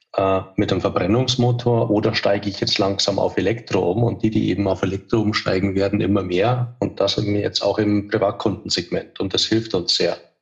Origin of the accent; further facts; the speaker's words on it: Munich, Bavaria, Germany; moved away; bin ursprünglich aus München, lebe heute auch wieder